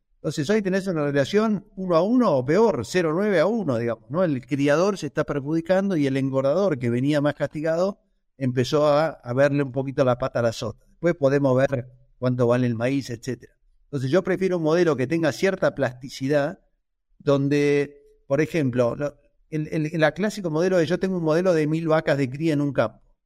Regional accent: Argentina; como argentinos

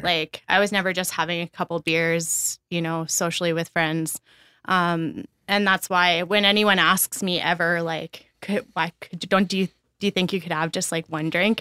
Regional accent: Brooks, Alberta, Canada; also born or lived in Red Deer; I grew up in Brooks, Alberta.

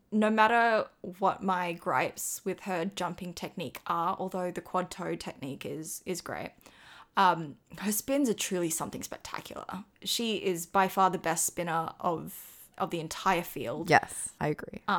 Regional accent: Australia; I'm Australian.

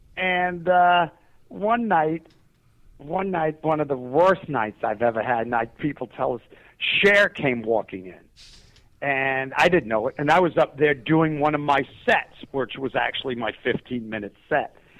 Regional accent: New York City, New York, United States; I came from New York City

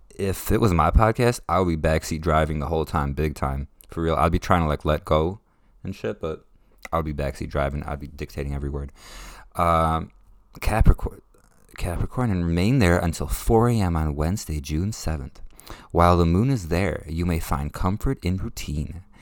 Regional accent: Ukraine; moved away; I was born in Ukraine

